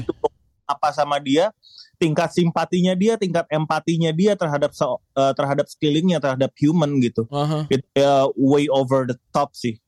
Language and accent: Indonesian; Jakarta, Indonesia; Lahir dan besar di Jakarta gua